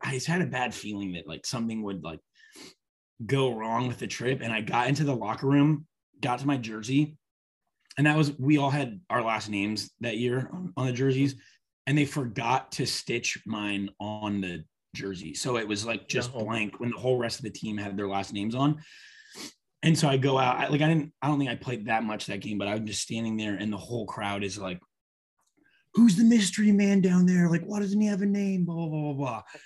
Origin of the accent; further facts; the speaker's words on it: Columbia, Missouri, United States; I'm from Missouri, Columbia, Missouri